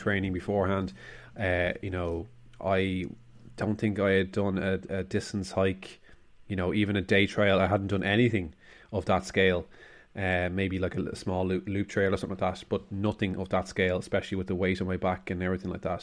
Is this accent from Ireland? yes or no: yes; Ireland; We are Irish